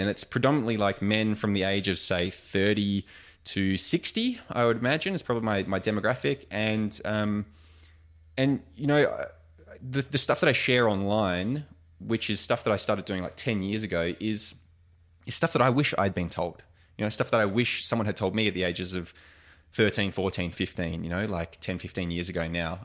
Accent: Australia; also born or lived in United States; being classic Australian larrikins

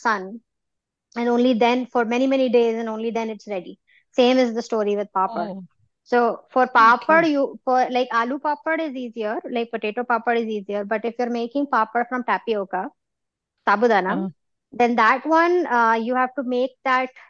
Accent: Lucknow, Uttar Pradesh, India; I actually am born and raised in Lucknow, the capital of Uttar Pradesh

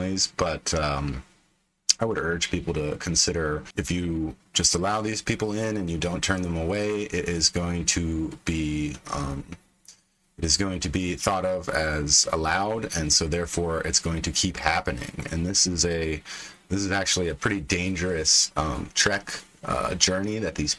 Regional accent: Pennsylvania, United States; my home state of PA

